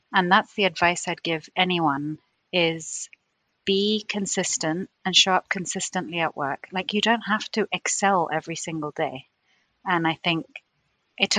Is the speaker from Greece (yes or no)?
yes; Greece; moved away as an adult; also born or lived in London, United Kingdom / United Arab Emirates; now in New Jersey, United States; moved back to Greece, which is my home country